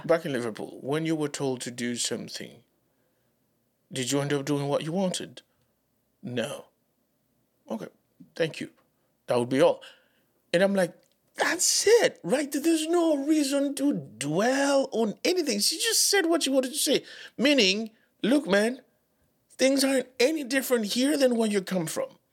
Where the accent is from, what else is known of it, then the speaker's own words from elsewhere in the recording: Dominican Republic; English is a second language; moved away; also born or lived in Haiti; Growing up in the Dominican Republic, as, as a Haitian, I, uh, didn't have the accent that people expected me to have